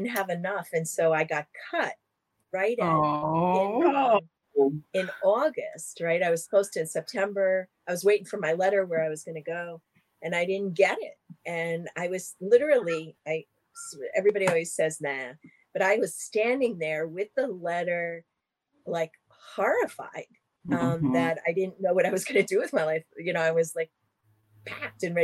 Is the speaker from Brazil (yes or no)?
no; New Jersey, United States; I grew up in New Jersey, a very lower middle class family